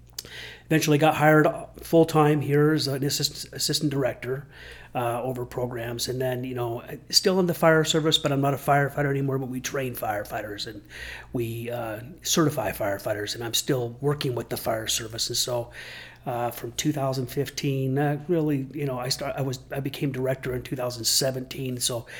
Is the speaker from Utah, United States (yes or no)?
yes; Midvale, Utah, United States; also born or lived in Draper, Utah; I grew up in Draper, Midvale area. I grew up in Midvale for the first 13 years of my life and then Draper the rest of my life. And so that's back when Draper was a farm town and I loved it.